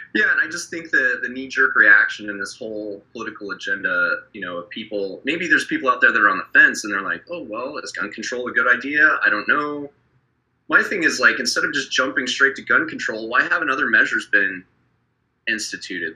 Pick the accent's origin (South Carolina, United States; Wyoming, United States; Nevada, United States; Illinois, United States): Wyoming, United States; my hometown where I grew up in Wyoming